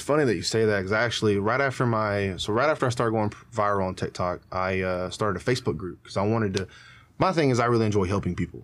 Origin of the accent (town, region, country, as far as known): United States